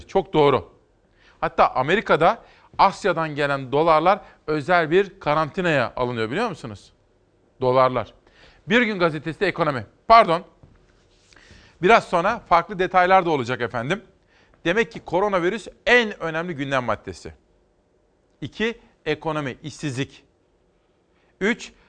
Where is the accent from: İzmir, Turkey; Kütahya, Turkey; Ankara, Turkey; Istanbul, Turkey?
Kütahya, Turkey; Simav; Uşak benim doğum yerime çok yakın. Biz Kütahyalıyız ama Simav Kütahya'dan bile daha yakındır.